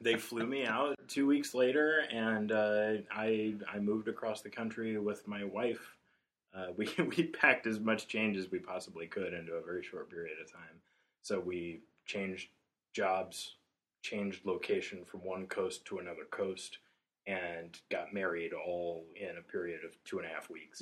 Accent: Portales, New Mexico, United States; moved away as an adult; also born or lived in Chicago; I left home from tiny little town I grew up in in New Mexico when I was 19

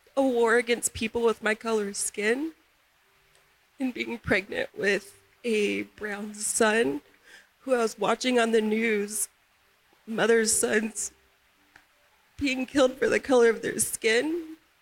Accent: the South, United States; now in Utah, United States; Growing up in the South

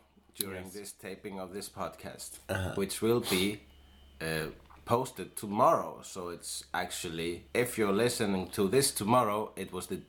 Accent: Iceland; If we say, I am an Icelander.

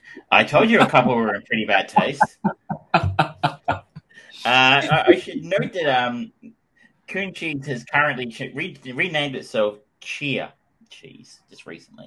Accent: Queensland, Australia; accent: Queensland; He's like, "Where are you from?" And I'm like, "Australia."

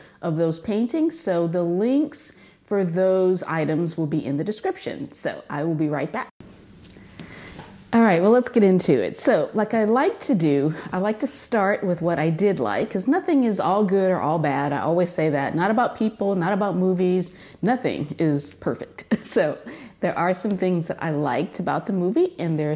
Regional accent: California, United States; moved away; I'm from California

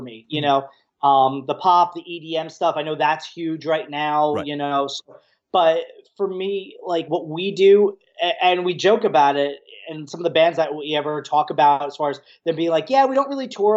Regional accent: New Jersey, United States; I grew up in New Jersey

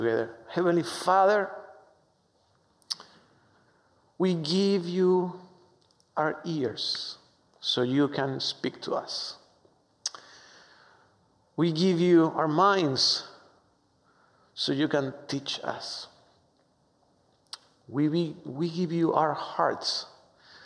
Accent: Argentina; English is a second language; moved away as an adult; now in United States; I am from Argentina, so excuse my strong accent

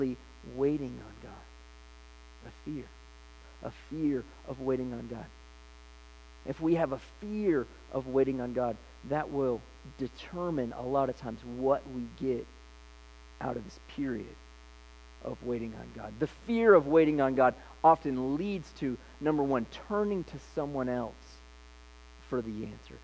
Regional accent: Licking County, Ohio, United States; also born or lived in Columbus, Ohio; we grew up in Licking County

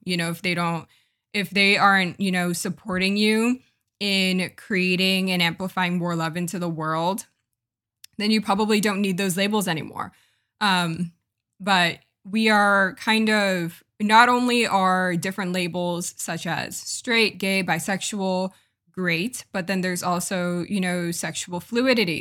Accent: United States; I'm from America and I'm from more of a I guess, not progressive, but, like, maybe more of a liberal versus conservative part of America

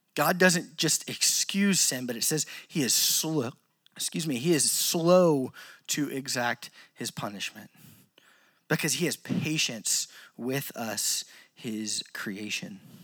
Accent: Louisiana, United States; I'm from Louisiana

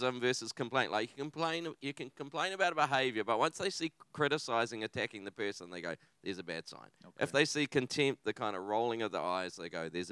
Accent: Taranaki, New Zealand; also born or lived in Philippines / Christchurch, New Zealand; now in Auckland, New Zealand; I'm originally from Taranaki

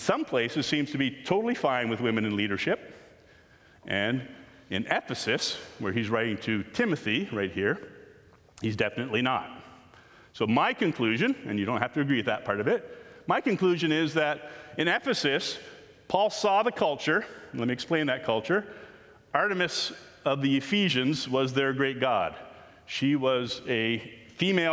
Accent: Canada; We are Canadian people following Jesus

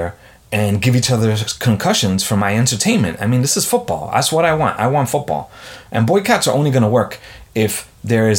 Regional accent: New York, United States; I'm a New Yorker

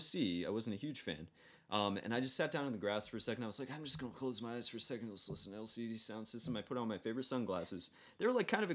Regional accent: Florida, United States; we're both from Florida

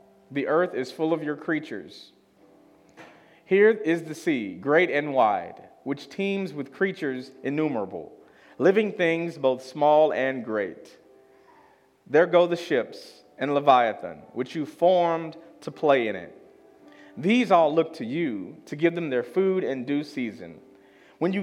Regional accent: Chicago, Illinois, United States; moved away; I'm from Chicago. It's the Midwest, and we have Lake Michigan

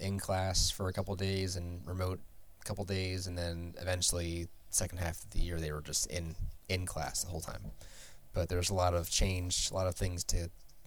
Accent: Harrisburg, Pennsylvania, United States; moved away as an adult; also born or lived in Washington, D.C.; now in Philadelphia, United States; I grew up in PA. I grew up in Harrisburg, which is the capital

